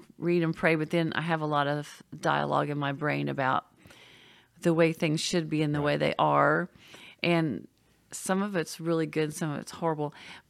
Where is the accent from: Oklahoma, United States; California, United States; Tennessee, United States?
Oklahoma, United States; a few years ago, I was missing the snow because I came from Oklahoma.